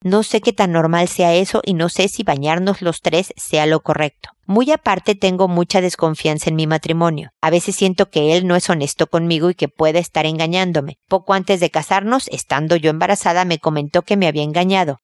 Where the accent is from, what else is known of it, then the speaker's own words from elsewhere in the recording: Mexico; now in Chile; porque soy mexicana y porque vivo en Chile.